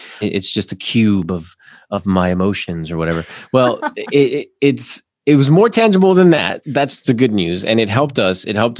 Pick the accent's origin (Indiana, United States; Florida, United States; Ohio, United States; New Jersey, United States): Florida, United States; now in Atlanta, United States; So I came from Florida, where Florida is still wanting to have something like that.